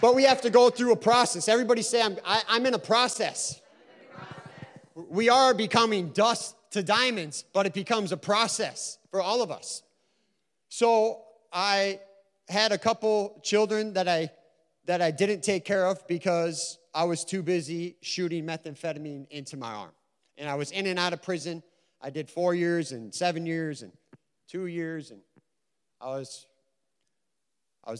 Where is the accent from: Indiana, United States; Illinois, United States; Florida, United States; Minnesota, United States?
Minnesota, United States; Stacy; also born or lived in Sartell, Minnesota; now in St. Cloud, United States; I'm from Sartell or St. Cloud. I've lived there for 11 years now. I grew up in Stacy, Minnesota.